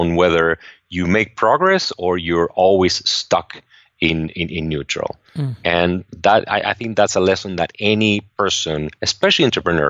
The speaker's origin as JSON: {"language": "English", "country": "Argentina", "tie": "born or raised there", "moved": "yes", "lives_now": "United States", "said": "I grew up in Argentina, and I had always looked at the U.S. as a place where you could really get ahead"}